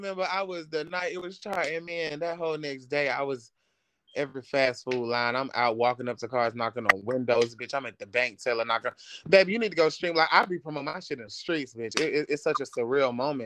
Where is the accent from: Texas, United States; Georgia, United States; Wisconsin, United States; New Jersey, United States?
Georgia, United States; Atlanta; I am from Atlanta, Georgia.